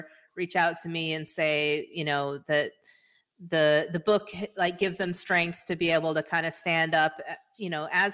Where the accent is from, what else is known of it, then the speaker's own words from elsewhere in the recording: Hawaii, United States; I grew up in Hawaii.